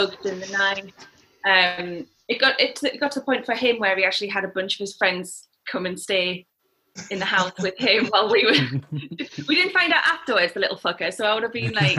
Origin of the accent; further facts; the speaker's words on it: Newcastle upon Tyne, North East England, United Kingdom; moved away; I'm from Newcastle